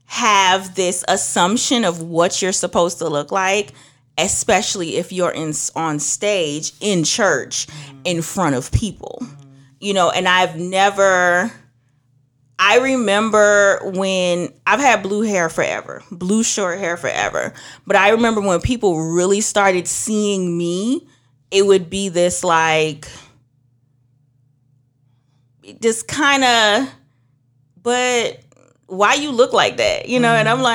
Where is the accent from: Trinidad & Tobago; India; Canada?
Trinidad & Tobago; moved away; also born or lived in Georgia, United States; I'm originally from Trinidad. That's going to come out some point. I used to live up north.